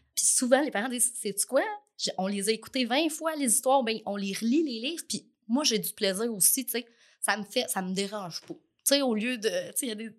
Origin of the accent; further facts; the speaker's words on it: Trois-Rivières, Quebec, Canada; also born or lived in Lanaudière, Quebec / Jonquière, Quebec; now in Lavaltrie, Canada; Je suis née à Trois-Rivières. Puis je suis arrivée ici, j'avais 11 ans, en sixième année. Euh, donc, j'ai fait toute mon école secondaire ici, à Thérèse-Martin